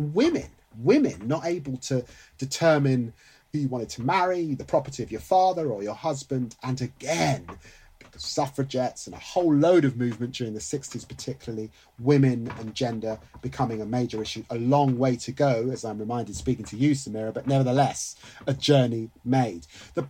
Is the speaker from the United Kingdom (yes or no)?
yes; England, United Kingdom; I'm not just British, by the way, I'm English. And I demand that. My sense of humour is English.